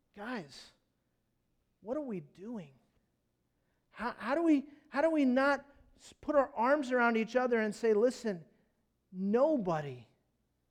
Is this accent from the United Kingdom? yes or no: no; United States; I'm an American.